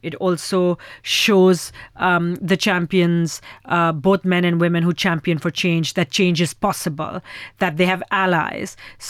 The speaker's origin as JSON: {"language": "English", "country": "Pakistan", "said": "my whole ethos is to create the next generation of firecrackers in my home country. And so in the last year and a half, we funded 15 films, 30 filmmakers in Pakistan"}